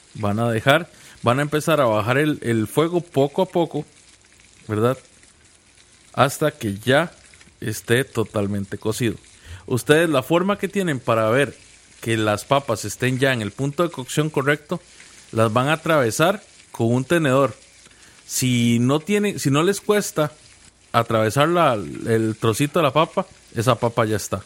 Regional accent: Costa Rica; yo soy más tico que el gallo pinto

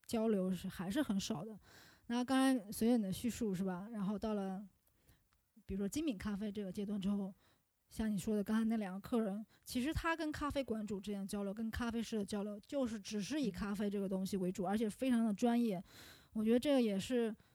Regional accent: Yuncheng, Shanxi, China; now in Chengdu, China; 我是山西人，我跟丁睿还算是老乡，对吧？我们都是山西运城的

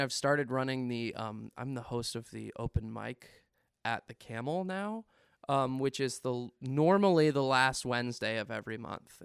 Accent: Winchester, Virginia, United States; Winchester is kinda my hometown

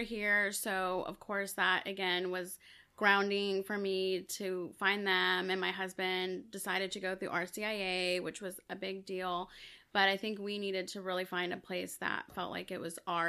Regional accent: El Salvador; So I was born in El Salvador, so I'm Salvadoran.

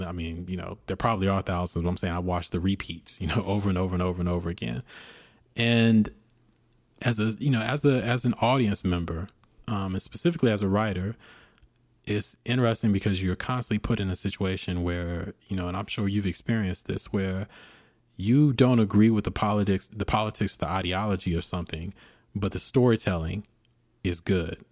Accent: United States; being an American, uh, being a black American

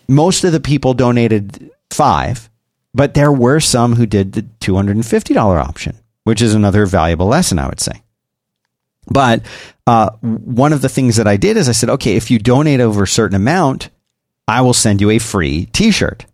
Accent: Philadelphia, Pennsylvania, United States; now in Austin, United States; I grew up in Philadelphia

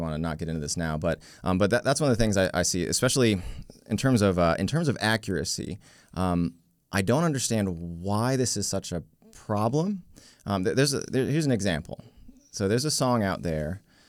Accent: Virginia, United States; now in Baltimore, United States; Yeah, I was raised in Northern Virginia. We had moved around the world before that, but Northern Virginia is where I was, and I've been living here in Baltimore-ish for the last 9 years or so.

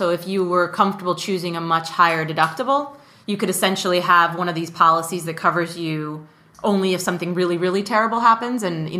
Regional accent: Mexico City, Mexico; because I grew up in Mexico City.

